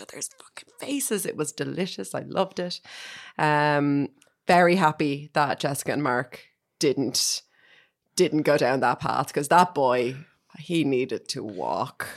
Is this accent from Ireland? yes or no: yes; Ireland; as an Irish person